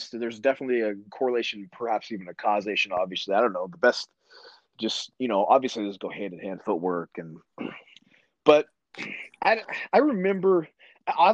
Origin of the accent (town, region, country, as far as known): small Midwest town, United States; born or raised there